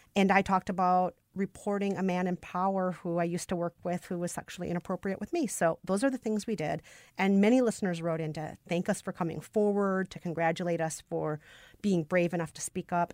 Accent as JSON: {"language": "English", "region": "Minnesota", "country": "United States", "said": "a Minnesotan"}